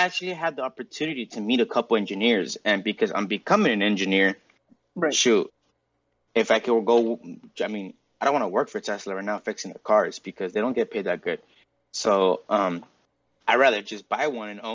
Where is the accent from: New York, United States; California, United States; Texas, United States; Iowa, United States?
California, United States; Santa Maria; Santa Maria, bro. It's funny how a lot of us are from there.